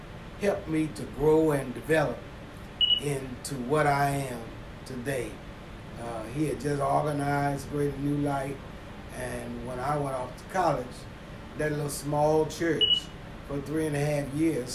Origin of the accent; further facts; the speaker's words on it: Waco, Texas, United States; I attended school here in Waco, got an opportunity to graduate from Richfield High School